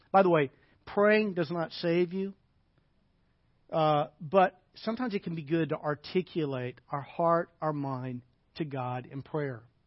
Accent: Arkansas, United States; moved away; I grew up in the South, grew up in Arkansas

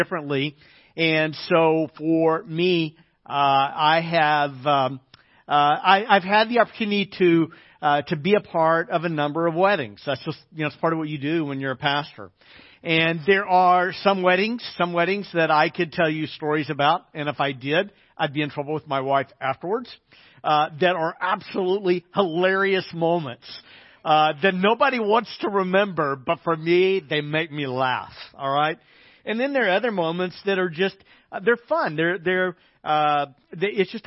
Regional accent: Arkansas, United States; moved away; I grew up in Arkansas

